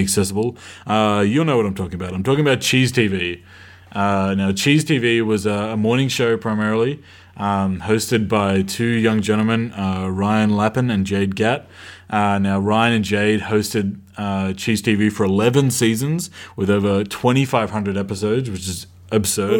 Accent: Australia; I grew up in Australia

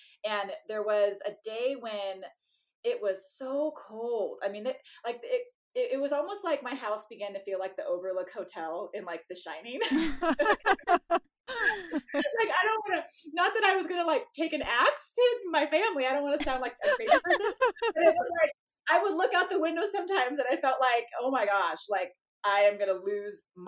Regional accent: California, United States; moved away; I was this lady from California

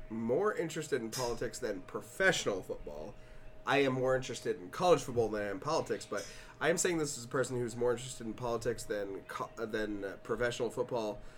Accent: Alabama, United States; I have been a 49ers fan growing up in Alabama

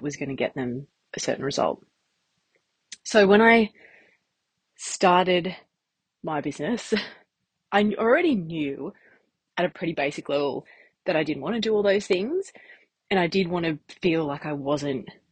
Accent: Newcastle, New South Wales, Australia; I grew up in Newcastle. I went to uni here

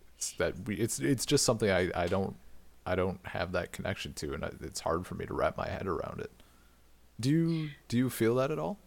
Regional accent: Wisconsin, United States; from Wisconsin

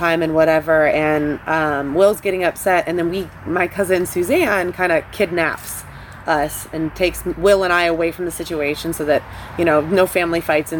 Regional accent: Monroe, Michigan, United States; moved away; I'm from Monroe, Michigan. I grew up next to a cornfield.

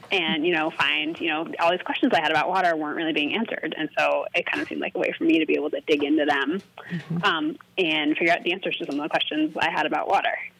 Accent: Cambridge, Massachusetts, United States; moved away as an adult; also born or lived in Maine / Colorado; now in Seattle, United States; I'm actually from Massachusetts originally. I'm from Cambridge area

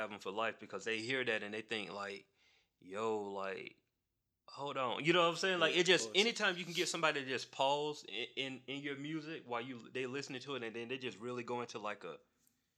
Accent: Macon, Georgia, United States; I'm from Macon

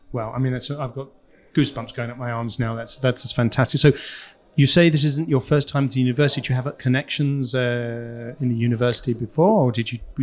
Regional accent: England, United Kingdom; moved away; also born or lived in Los Angeles, United States; I grew up in England right next to a golf club that wouldn't let Jews

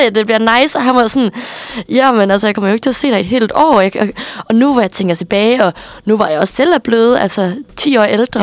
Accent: Aarhus, Central Denmark Region, Denmark; also born or lived in Midwest, United States; jeg er vokset op i Aarhus

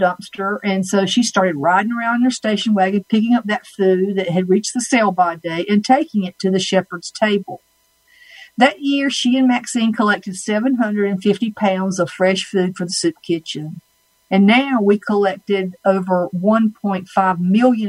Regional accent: Red Springs, North Carolina, United States; from my accent that I am born and raised in North Carolina, Red Springs, North Carolina, to be exact

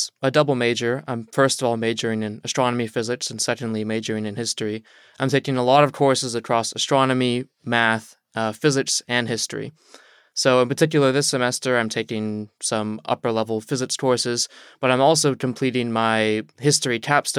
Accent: Chesapeake, Virginia, United States; So I'm from Southeast Virginia, from a little city called Chesapeake. I grew up with my mom.

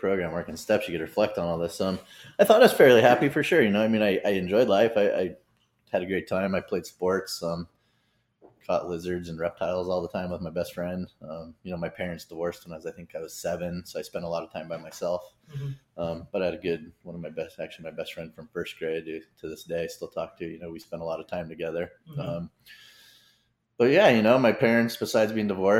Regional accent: Vista, California, United States; also born or lived in Harbor City, Los Angeles / Fountain Valley, Orange County; now in Carlsbad, United States; that's when we moved to Vista, actually, California, 1979

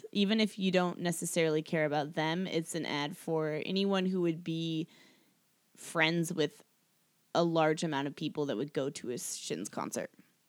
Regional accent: Seattle, Washington, United States; I was 14. I'm from Seattle.

